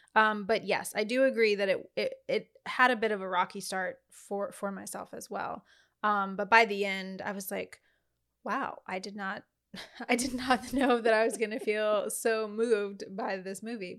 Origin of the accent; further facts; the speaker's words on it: Louisiana, United States; I'm from Louisiana